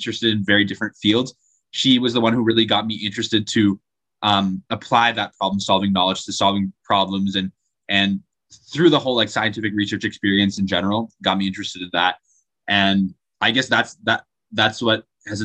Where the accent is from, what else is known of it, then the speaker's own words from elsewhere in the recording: Draper, Utah, United States; I'm from Draper, Utah, which is just like 20 minutes south of Salt Lake City